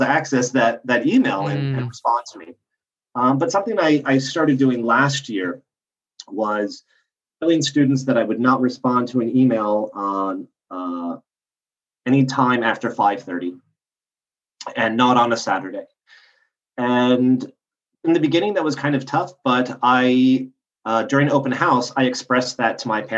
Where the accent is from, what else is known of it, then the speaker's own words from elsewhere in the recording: United States; moved away as an adult; also born or lived in Los Angeles / Bangkok / Jakarta / Johannesburg; now in Brussels, Belgium; I'm American